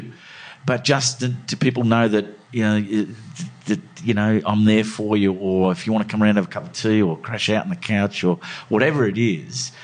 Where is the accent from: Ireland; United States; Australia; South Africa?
Australia; the luck we have growing up in Australia, you know, we won the lottery here